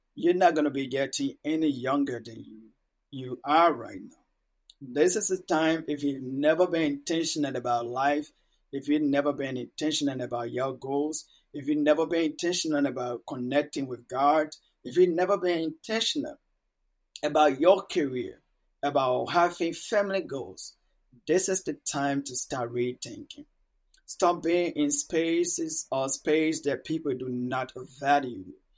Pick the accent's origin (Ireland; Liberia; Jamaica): Liberia; Monrovia, Montserrado; first language Mano; English is a second language; also born or lived in a village in Liberia; So at about six to seven years, I have to move to the capital, Monrovia, to stay with my older siblings.